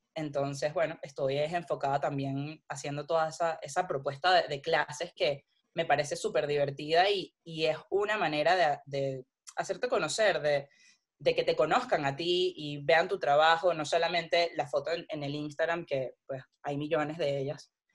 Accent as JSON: {"language": "Spanish", "country": "Venezuela", "also_born_or_lived": "Panama", "moved": "as an adult", "said": "yo soy de Venezuela"}